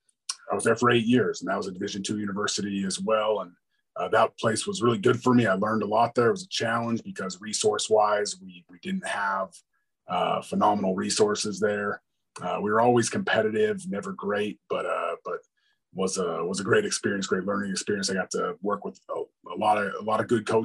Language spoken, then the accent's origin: English; San Diego, California, United States; moved away as an adult; also born or lived in Iowa / New Mexico; I'm from San Diego, California